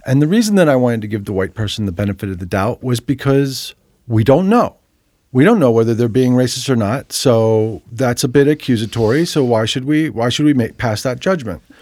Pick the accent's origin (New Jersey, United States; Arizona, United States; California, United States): New Jersey, United States; moved away; I grew up in New Jersey